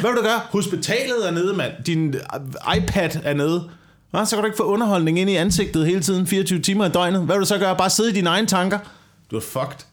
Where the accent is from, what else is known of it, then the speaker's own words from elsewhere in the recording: Korsør, Zealand, Denmark; da jeg voksede op i Kutø- Korsør